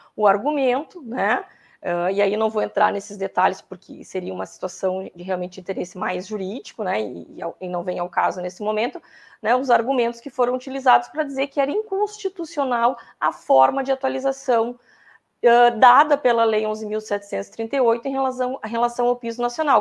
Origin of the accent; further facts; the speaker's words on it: Pelotas, Rio Grande do Sul, Brazil; eu sou de Pelotas